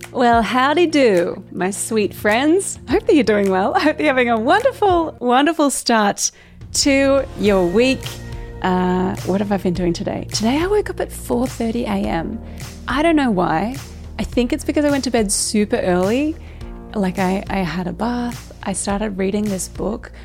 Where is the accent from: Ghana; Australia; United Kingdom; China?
Australia; most Aussies use niche, and it is kinda weird that we